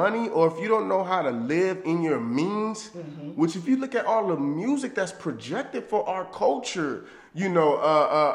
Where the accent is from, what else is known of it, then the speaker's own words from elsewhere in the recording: Los Angeles, California, United States; growing up in South Central